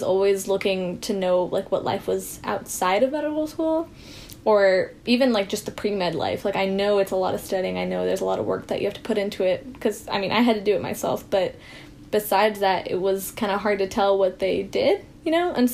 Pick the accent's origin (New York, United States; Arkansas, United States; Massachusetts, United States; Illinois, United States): Arkansas, United States; Bentonville; So I actually am born and brought up in Bentonville, Arkansas.